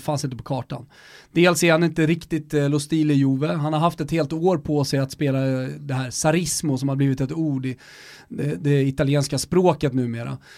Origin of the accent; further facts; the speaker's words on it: Stockholm, Stockholm County, Sweden; vi är från Stockholm